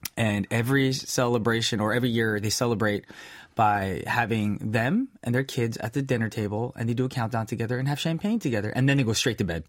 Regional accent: United States; being Korean American

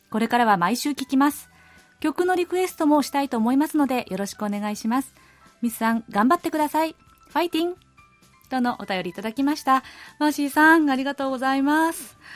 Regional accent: Kawasaki, Kanagawa, Japan; これはアジアでは私の地元の川崎市出身の偉大な歌手 … さん以来の快挙で日本でも話題沸騰です

